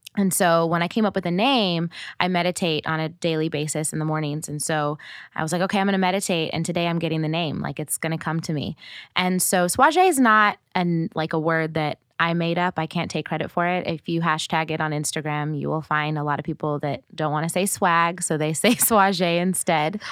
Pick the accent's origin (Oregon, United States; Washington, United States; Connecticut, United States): Oregon, United States; moved away as an adult; also born or lived in Portland / Eugene; now in California, United States; I grew up in Oregon, which is not diverse